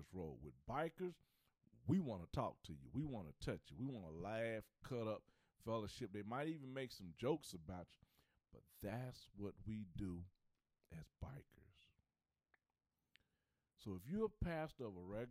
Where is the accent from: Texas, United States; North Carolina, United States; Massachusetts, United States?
North Carolina, United States; Charlotte; I'm from Charlotte